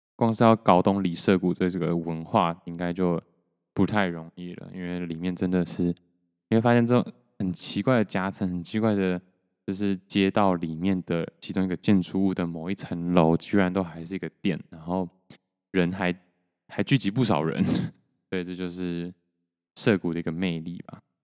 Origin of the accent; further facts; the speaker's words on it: Taiwan; 然后我就说台湾